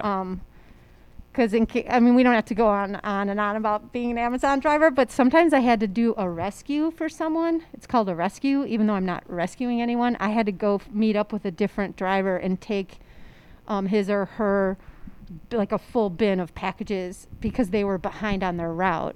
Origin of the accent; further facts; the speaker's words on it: La Grange, Illinois, United States; also born or lived in Maryland; I was born there but four years old when we moved back to Chicago